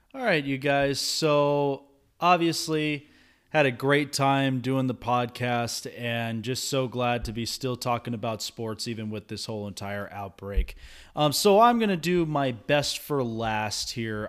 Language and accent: English; Las Vegas, Nevada, United States; my hometown of Las Vegas